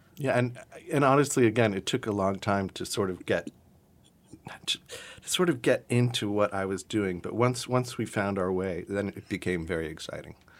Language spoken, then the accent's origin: English; South Carolina, United States; I grew up in South Carolina, and I grew up sort of adjacent to a lot of Gullah and Geechee, um, communities